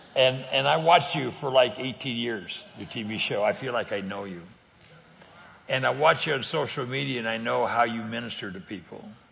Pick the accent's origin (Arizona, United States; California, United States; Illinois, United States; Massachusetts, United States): California, United States; I'm, I'm from California